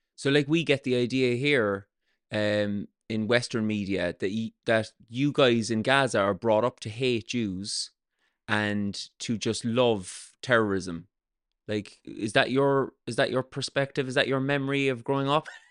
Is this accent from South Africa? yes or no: no; south of Ireland, Ireland; I grew up in the south of Ireland